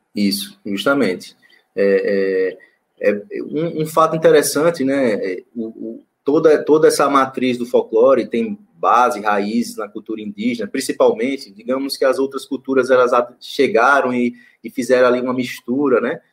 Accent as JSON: {"language": "Portuguese", "town": "Macambira", "region": "Sergipe", "country": "Brazil", "tie": "born or raised there", "also_born_or_lived": "Aracaju", "said": "eu e Marcos somos de Sergipe, né? É, aqui do Nordeste."}